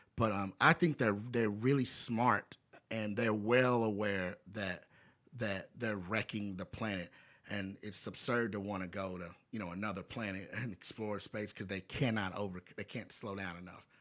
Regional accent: Bowling Green, Kentucky, United States; I'm black guy from Bowling Green, Kentucky

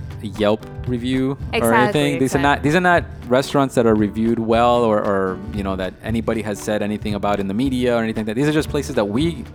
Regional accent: New York, United States; Growing up in New York

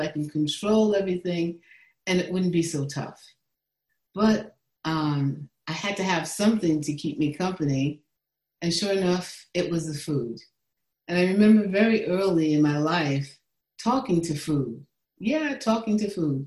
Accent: New York City, New York, United States; I was born and raised in the Bronx, New York

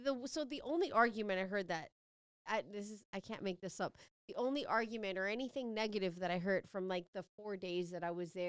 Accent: Miami, Florida, United States; You know, I'm from Miami.

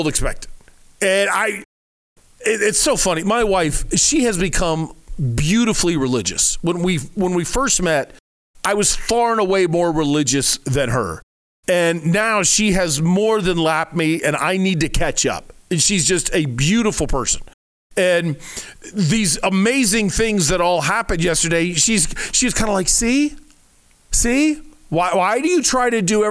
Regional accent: Midwest, United States; now in Arizona, United States; being a Midwesterner

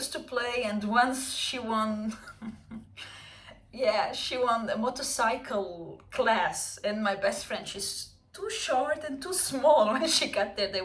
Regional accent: Lebanon; moved away; I was born and raised in Lebanon

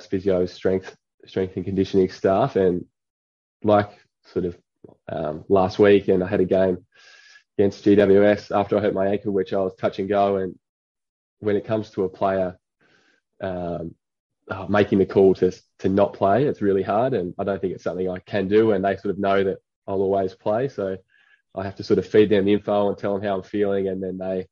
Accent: Ulverstone, Tasmania, Australia; moved away as an adult; now in Perth, Australia; Ulverstone boy, yeah. born and raised in Ulverstone

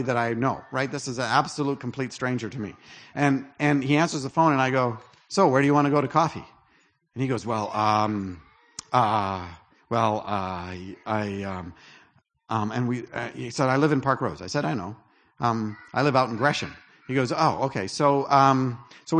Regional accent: Canada; I'm Canadian

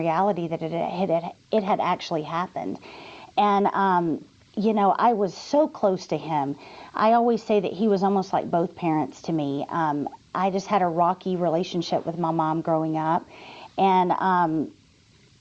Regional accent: Texas, United States; I'm from Texas

